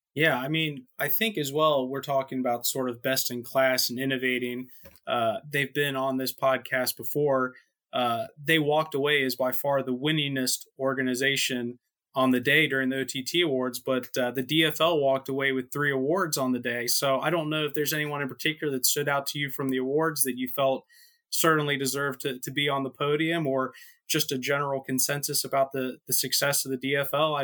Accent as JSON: {"language": "English", "country": "United States", "said": "as an American"}